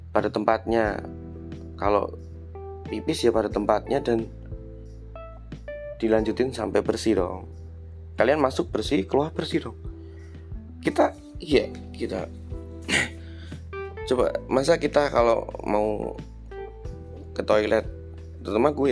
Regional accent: Surakarta, Central Java, Indonesia; accent: medok Jawa; orang yang medok Jawa ini karena saya juga orang Solo

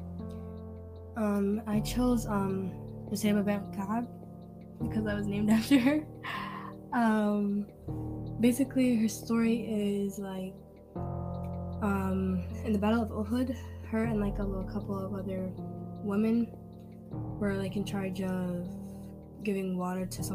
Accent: United States; I'm American, I'm Muslim

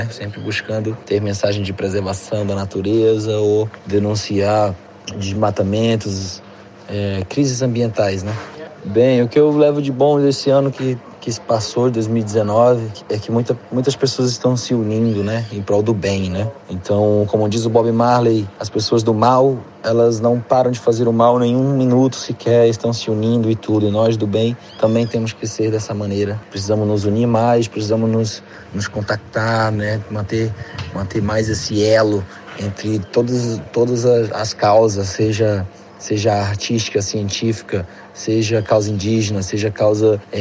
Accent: Vila do Pitinga, Amazonas, Brazil; now in Manaus, Brazil; é, sou grafiteiro, sou do interior do Amazonas, da Vila do Pitinga, e agora resido em Manaus, a capital do estado do Amazonas.

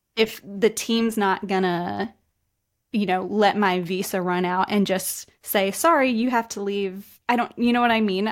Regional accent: West Virginia, United States; moved away as an adult; also born or lived in Australia / Denmark; now in Spain; I'm from the U S. I'm from West Virginia, which is a very small rural area of the country, but I'm currently living in Spain right now.

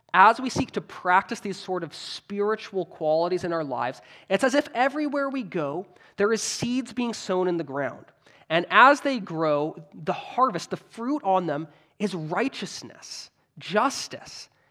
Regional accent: Canada; I'm Canadian

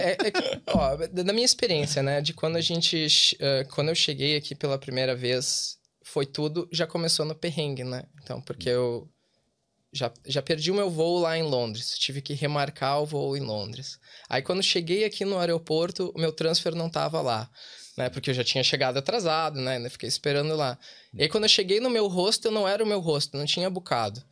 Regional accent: Porto Alegre, Rio Grande do Sul, Brazil; moved away as an adult; also born or lived in Dublin; now in Wexford, Ireland; nós somos de Porto Alegre

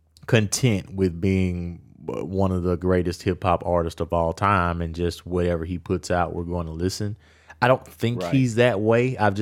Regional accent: Louisiana, United States; I'm born and raised in Louisiana. I grew up with Wayne all of my life.

